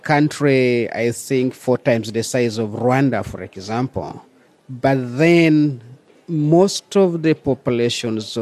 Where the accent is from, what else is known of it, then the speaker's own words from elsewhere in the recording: South Sudan; I'm from South Sudan